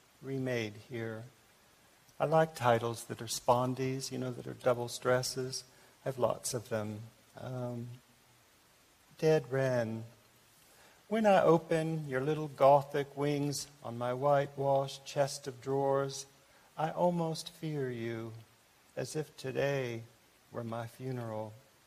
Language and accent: English; Japan; born there; I was born in Japan, which was mentioned, and I wrote this poem in Japan.